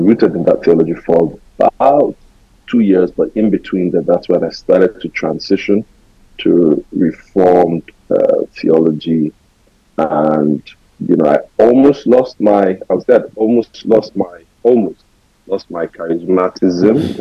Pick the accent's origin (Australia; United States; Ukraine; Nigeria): Nigeria; Lagos; I was born and raised in Lagos. So I was first 24 years of my life lived in Lagos.